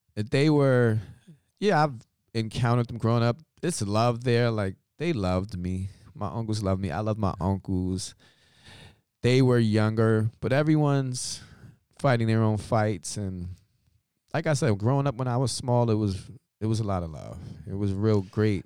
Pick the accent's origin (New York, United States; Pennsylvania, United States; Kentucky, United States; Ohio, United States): New York, United States; New York City; I'm born and raised in Brooklyn, New York, of African American descent